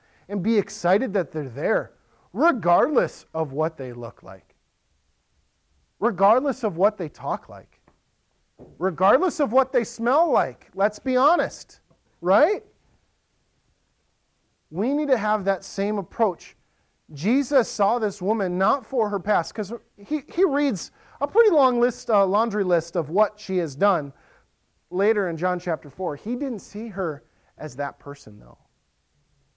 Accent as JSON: {"language": "English", "region": "Western Wisconsin", "country": "United States", "tie": "born or raised there", "moved": "yes", "lives_now": "Lakeland, MN, United States", "said": "I grew up in Western Wisconsin."}